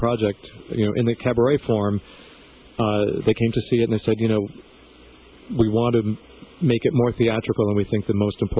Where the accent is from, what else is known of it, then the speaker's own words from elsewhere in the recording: Massapequa Park, New York, United States; also born or lived in Cuba; I grew up here on Long Island in Massapequa Park